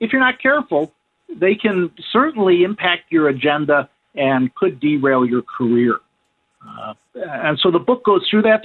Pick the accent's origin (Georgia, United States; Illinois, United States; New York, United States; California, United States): Illinois, United States; Chicago; moved away as an adult; also born or lived in Wisconsin; I grew up in the Chicago area